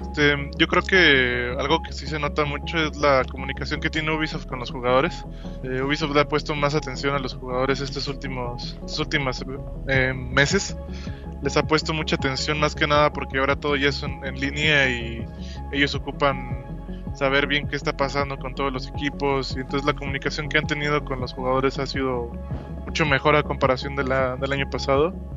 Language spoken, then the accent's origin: Spanish; Saltillo, Coahuila, Mexico; mi ciudad natal, que es Saltillo, Coahuila